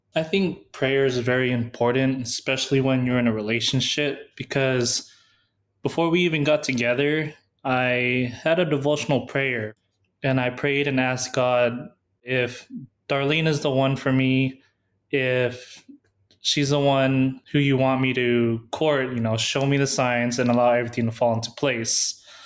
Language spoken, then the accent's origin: English; San Diego, California, United States; moved away as an adult; I was from San Diego